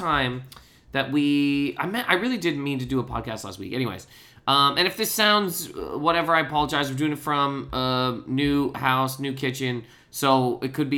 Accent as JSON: {"language": "English", "country": "Canada", "said": "I'm Canadian"}